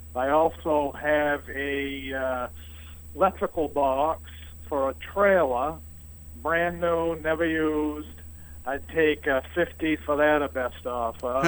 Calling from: East Dixfield, Maine, United States; I'm calling from East Dixfield

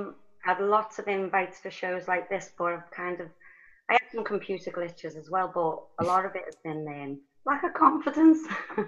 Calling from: Liverpool, North West England, United Kingdom; From Liverpool, UK.

